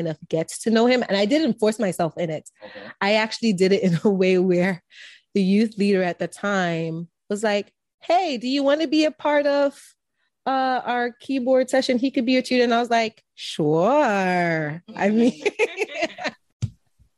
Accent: Jamaica; Being Jamaican

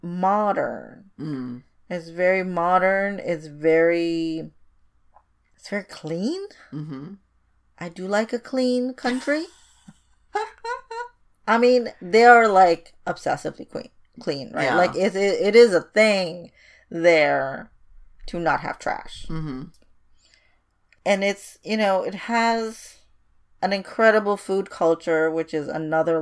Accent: Indonesia; moved away; I was brought up in Indonesia, which is adjacent to it. And my family's heritage is Chinese

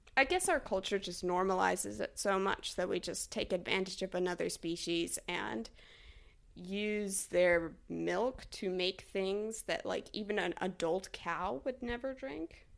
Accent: Texas, United States; now in Talent, Oregon, United States; I was born in Texas, so my family is still in Texas

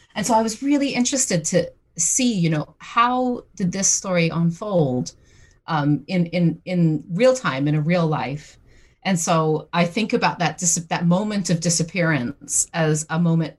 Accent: St. John's, Newfoundland and Labrador, Canada; moved away as an adult; also born or lived in Britain; now in United Kingdom; I'm originally from St. John's, Newfoundland in Canada, but I've been living in Britain for the past 20 years

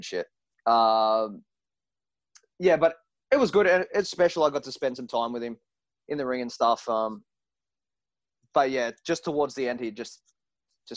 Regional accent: Werribee, Victoria, Australia; We're all from Werribee

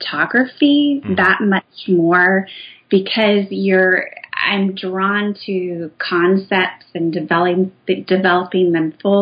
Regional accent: Indiana, United States; I grew up in Indiana in the Midwest

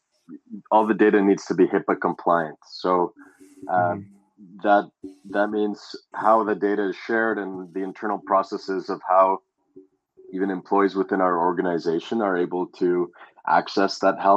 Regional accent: Canada; growing up in Canada

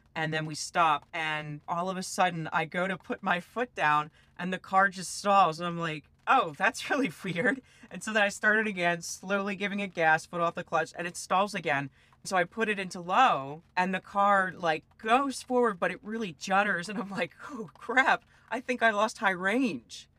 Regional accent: East Coast, United States; I come from the East Coast

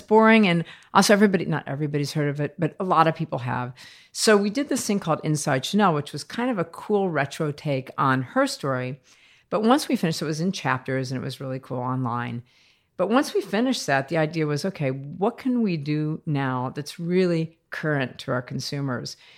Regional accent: United States; moved away as an adult; also born or lived in France; I'm American, by the way, and I'm twenty-two years old

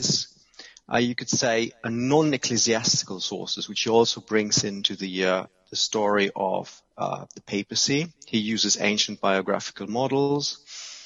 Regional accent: Germany; moved away as an adult; also born or lived in Cambridge / Italy / London; I'm from Germany, so I studied history in Germany

